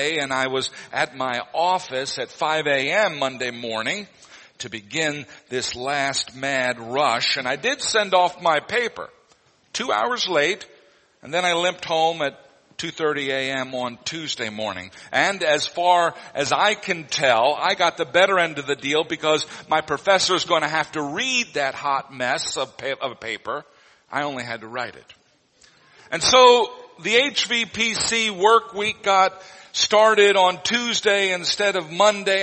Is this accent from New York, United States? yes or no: no; Neosho, Missouri, United States; moved away; my hometown, Neosho, Missouri